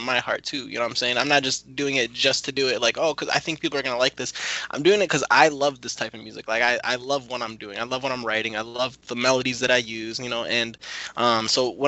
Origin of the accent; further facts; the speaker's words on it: Grand Blanc, Michigan, United States; also born or lived in Detroit; I'm actually from Grand Blanc